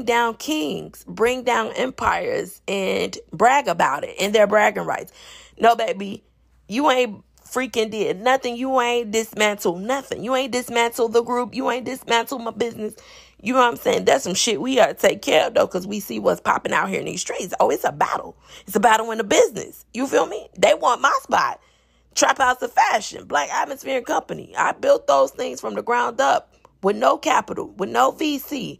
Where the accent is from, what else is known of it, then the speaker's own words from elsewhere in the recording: Chicago, Illinois, United States; I'm from Chicago